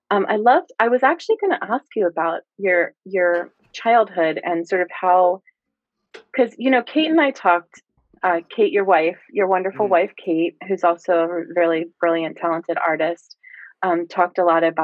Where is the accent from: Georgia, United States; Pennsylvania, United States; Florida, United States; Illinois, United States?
Pennsylvania, United States; Lower Bucks County; I grew up um in Lower Bucks